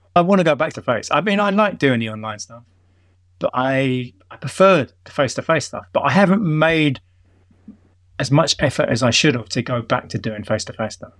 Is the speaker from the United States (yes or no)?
no; London, United Kingdom; accent: London; moved away as an adult; my London accent